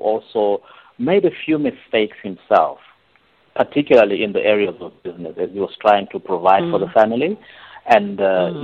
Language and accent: English; Harare, Zimbabwe; moved away as an adult; now in Seychelles; I was born in Zimbabwe, grew up in Harare, and found my way out to the Seychelles, and I've been here ever since.